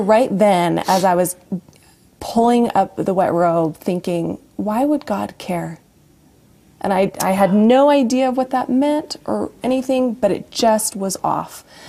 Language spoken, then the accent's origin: English; Brigham City, Utah, United States; also born or lived in Logan, Utah / Farmington, Utah / Boise, Idaho; I was born in Logan. Oh. Um, I grew up until the age of nine in Farmington, and then a brief moment in Boise, Idaho, and then we, uh, well, my parents built yeah. a home in Brigham City, and from sixth grade on, I grew up there.